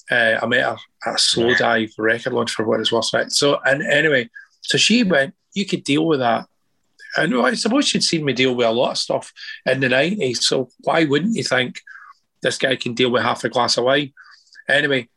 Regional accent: Scotland, United Kingdom; Well, I'm Scottish. You know, I mean, it wasn't freaked out.

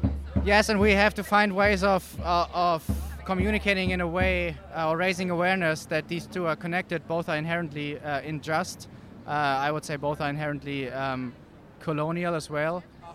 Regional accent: Germany; I'm from Germany

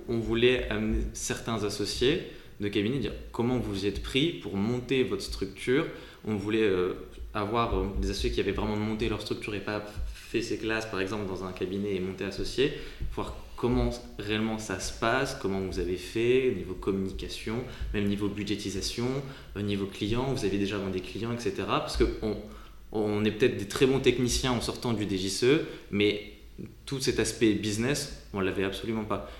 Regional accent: Hauts-de-France, France; moved away as an adult; also born or lived in Paris region; je suis originaire de la région de France, euh, donc euh, dans le nord

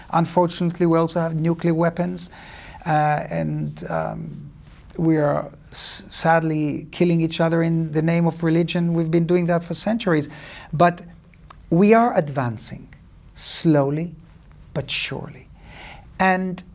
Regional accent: Cyprus; moved away; also born or lived in Israel; I grew up in Cyprus

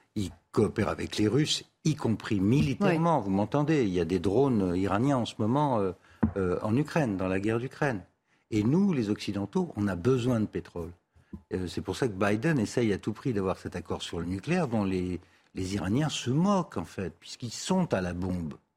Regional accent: Tunisia; now in Paris, France; je suis né en Tunisie, euh, suis français

